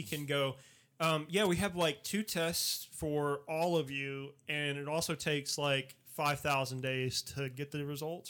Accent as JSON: {"language": "English", "region": "Georgia", "country": "United States", "tie": "born or raised there"}